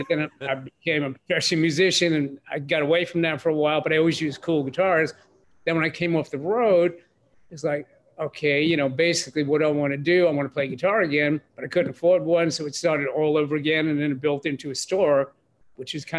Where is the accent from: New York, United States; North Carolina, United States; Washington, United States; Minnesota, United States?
New York, United States; New York City; I grew up in Brooklyn, New York, in a poor section, a poor family